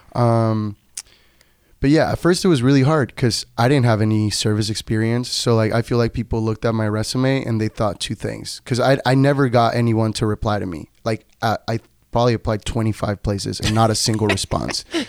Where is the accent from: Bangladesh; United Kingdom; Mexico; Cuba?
Mexico; Tijuana, Baja California; first language Spanish; English is a second language; moved away; also born or lived in Nevada; I am originally from Tijuana, Baja California, Mexico.